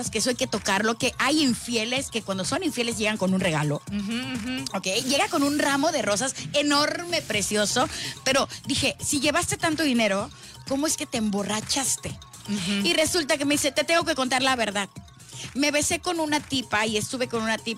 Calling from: Tlacotalpan, Veracruz, Mexico; De Tlacotalpan, Veracruz preciosas.

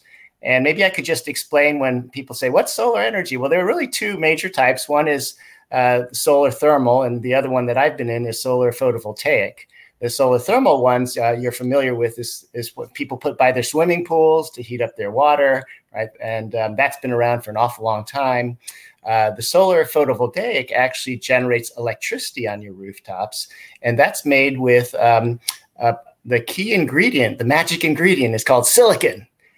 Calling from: California, United States; And I'm dialing in from the San Francisco Bay Area.

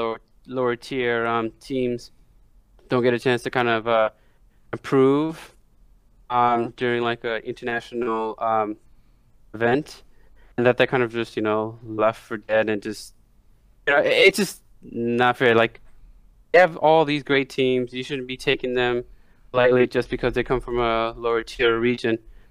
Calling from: New York City, New York, United States; New York City as always.

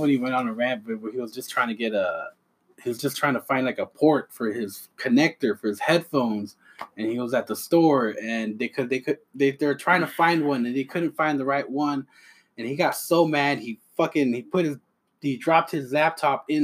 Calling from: Texas, United States; I'm coming from Texas.

